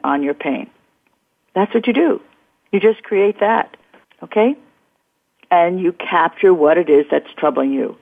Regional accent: New York City, New York, United States; the East Coast, my hometown

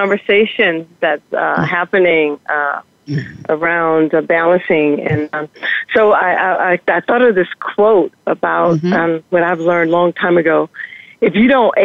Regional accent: Louisiana, United States; we grew up pretty poor in the South, Louisiana

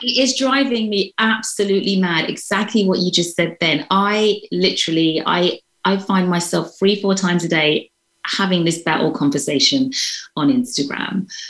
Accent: London, United Kingdom; moved away as an adult; now in United States; I'm from London, so I consider I've lived quite a privileged life

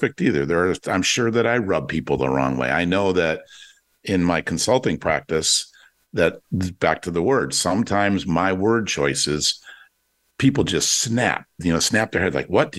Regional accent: Detroit, Michigan, United States; I grew up in Detroit in the 67 race riots

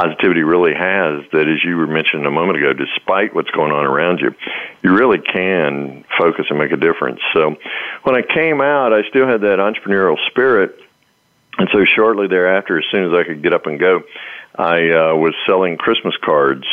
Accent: the South, United States; I'm from the South

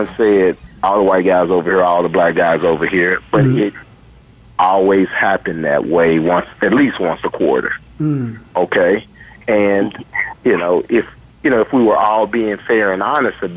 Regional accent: Tulsa, Oklahoma, United States; moved away; I grew up in Tulsa, Oklahoma, and I went to college at Wichita State University and Howard

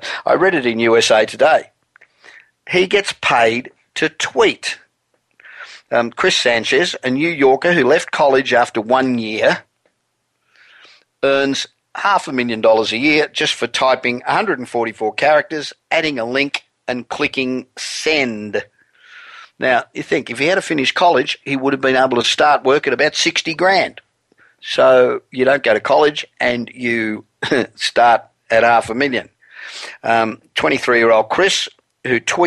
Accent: Australia; moved away as an adult; now in Los Angeles, United States; I'm originally Australian. I've been living in Los Angeles for 27 years, but the accent does not ever seem to want to go away

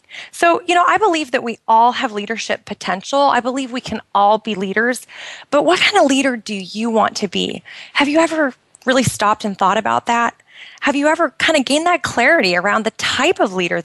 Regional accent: United States; moved away as an adult; now in Bahrain; I'm originally from the United States, and we've been over here for a couple of years

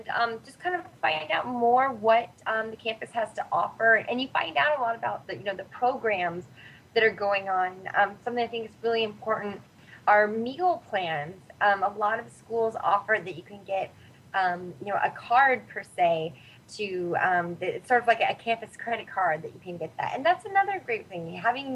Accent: Northern California, United States; also born or lived in San Diego; I'm originally from Northern California, and San Diego was just about as opposite of the state as I could go

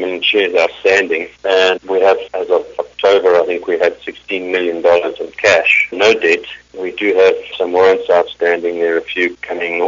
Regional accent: South Africa; moved away; I'm South African originally

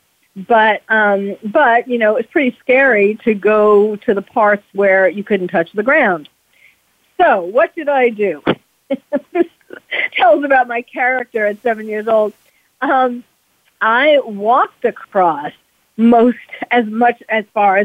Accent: New York City, New York, United States; now in California, United States; New York City, which is where I was born and raised in New York City

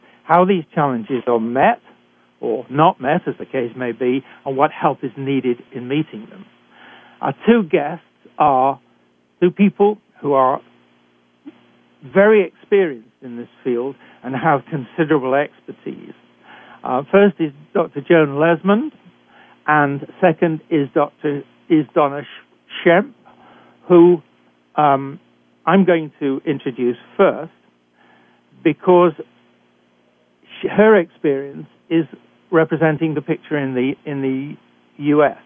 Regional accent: United Kingdom; accent: British; moved away as an adult; also born or lived in Canada; I was trained in Britain, and I'm sure you can tell that from my accent.

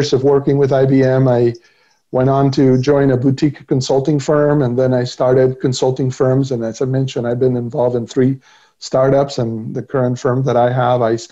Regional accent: Argentina; moved away as an adult; now in United States; I was born and raised in Argentina

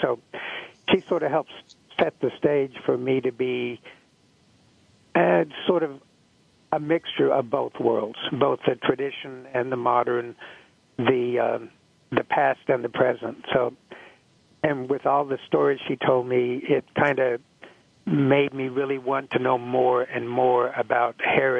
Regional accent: Oklahoma, United States; being an American Indian and growing up in Oklahoma

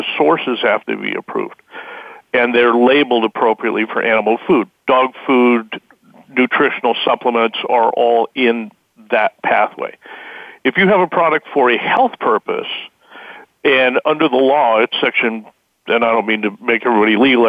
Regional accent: Wyoming, United States; I was raised in Wyoming

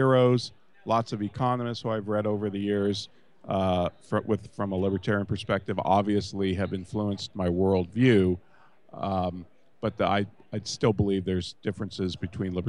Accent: California, United States; I'm a non-Texan. I'm from California

